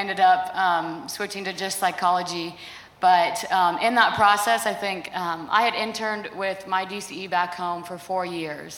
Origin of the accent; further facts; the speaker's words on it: Colorado, United States; moved away as an adult; now in Seward, United States; I'm originally from Colorado